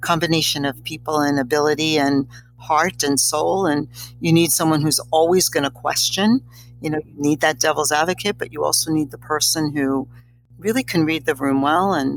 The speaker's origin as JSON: {"language": "English", "town": "New York City", "region": "New York", "country": "United States", "tie": "born or raised there", "also_born_or_lived": "Bronx", "said": "I was born in Bronx Hospital, but actually grew up kind of on Delancey Street, the Lower East Side of New York City"}